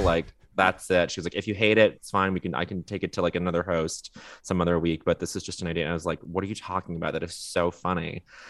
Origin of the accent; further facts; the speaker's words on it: Montreal, Quebec, Canada; moved away; growing up in Montreal for a portion of my childhood